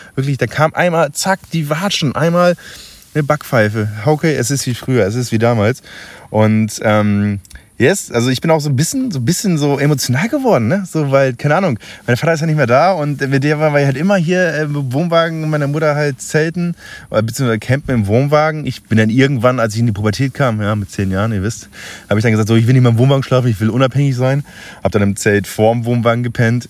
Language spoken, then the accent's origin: German; Friesland, Lower Saxony, Germany; now in Munich, Germany; jetzt bin ich kurz vor meinem finalen Ziel aus Friesland, quasi von meiner Arbeit zurück in die Heimat gefahren. Da wo ich herkomme